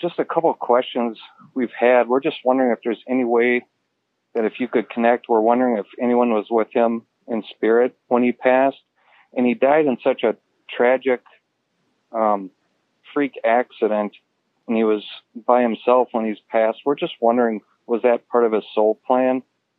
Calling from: Oshkosh, Wisconsin, United States; I'm calling from Oshkosh, Wisconsin.

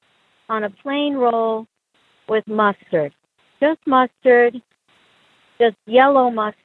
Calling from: Boston, Massachusetts, United States; I'm calling from Boston, home of the Fenway Frank.

